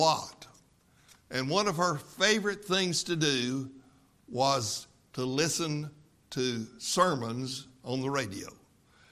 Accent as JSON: {"language": "English", "region": "West Texas", "country": "United States", "tie": "born or raised there", "said": "I grew up in West Texas, about 200 miles west of here."}